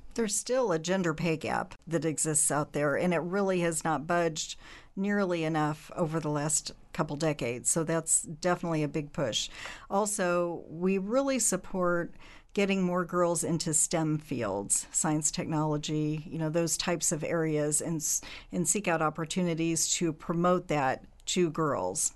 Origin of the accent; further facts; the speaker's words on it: Springfield, Illinois, United States; I was born here in Springfield, so I've been in Central Illinois my whole life except for college